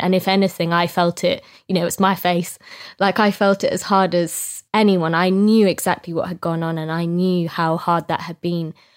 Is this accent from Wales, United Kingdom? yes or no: no; Scotland, United Kingdom; I'm Scottish